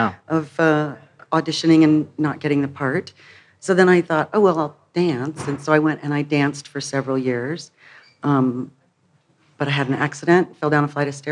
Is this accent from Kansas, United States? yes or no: yes; Wichita, Kansas, United States; also born or lived in Chicago; now in Denver, United States; I grew up in Wichita, Kansas, and my Chicago people always said, you can take the girl out of Kansas, but you can't take the Kansas out of the girl. And that's very true. I'm really a Midwest gal.